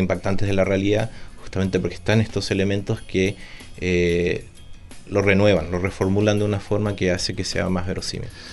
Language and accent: Spanish; Santiago, Santiago Metropolitan Region, Chile; also born or lived in Buenos Aires, Argentina; yo cuando era chico estaba acá en Santiago, y también después en Buenos Aires